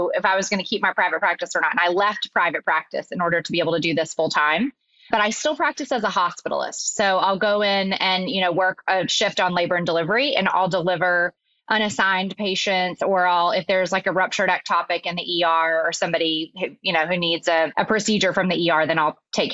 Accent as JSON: {"language": "English", "region": "Arkansas", "country": "United States", "said": "So I'm originally from Arkansas"}